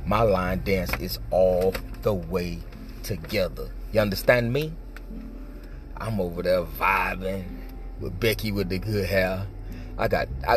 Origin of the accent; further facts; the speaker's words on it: Miami, Florida, United States; moved away; I'm from Miami.